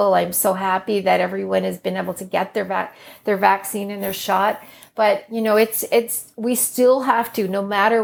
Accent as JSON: {"language": "English", "region": "Northern Ireland", "country": "United Kingdom", "tie": "born or raised there", "moved": "yes", "lives_now": "Canada", "said": "We were born in Northern Ireland, actually, that we hold a British passport when you're born in Northern Ireland."}